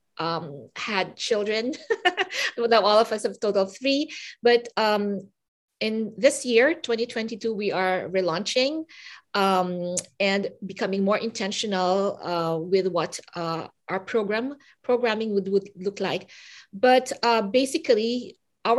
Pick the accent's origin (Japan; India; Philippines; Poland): Philippines; now in Vancouver, Canada; I come from the Philippines